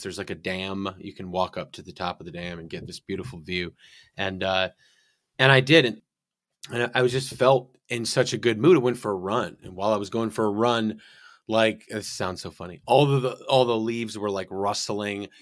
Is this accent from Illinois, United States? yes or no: yes; northern Illinois, United States; moved away; I'm from Illinois, northern Illinois, so right on the like border of Wisconsin.